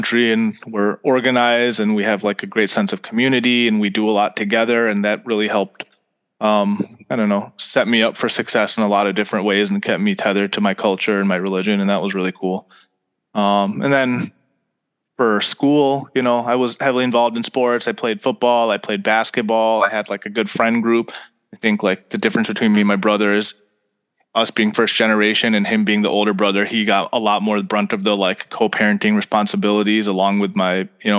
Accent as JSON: {"language": "English", "town": "Farmington Hills", "region": "Michigan", "country": "United States", "tie": "born or raised there", "also_born_or_lived": "Italy", "moved": "as an adult", "lives_now": "Chicago, United States", "said": "I grew up in Farmington Hills"}